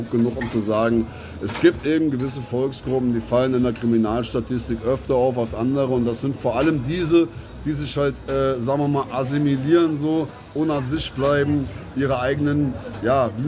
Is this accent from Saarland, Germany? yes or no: yes; Saarland, Germany; Wir sind sowieso im Saarland, sage ich mal, weniger Deutsch als Saarländer.